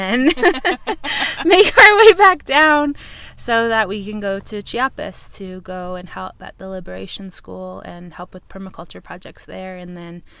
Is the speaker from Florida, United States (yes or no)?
no; St. Michaels, Arizona, United States; I am Dine woman from St. Michael's, Arizona